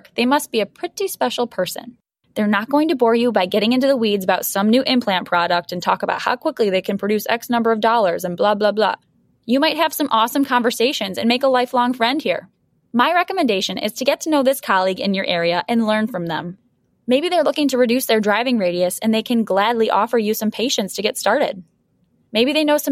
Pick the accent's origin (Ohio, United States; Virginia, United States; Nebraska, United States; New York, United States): New York, United States; Buffalo; my hometown of Buffalo